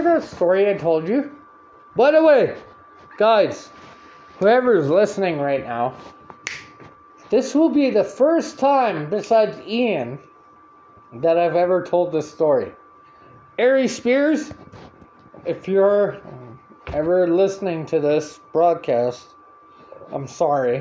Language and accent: English; Canada; I'm from Canada.